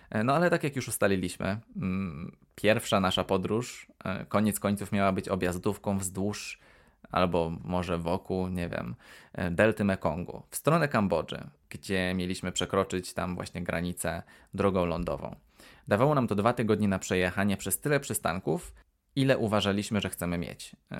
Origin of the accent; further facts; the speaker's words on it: Poland; ale ja nie jestem Wietnamczykiem, więc będę mówił jak e, prawdziwy Polak